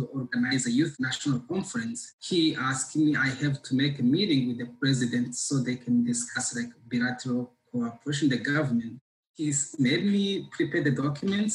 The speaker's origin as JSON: {"language": "English", "country": "Rwanda", "tie": "born or raised there", "said": "I'm from Rwanda"}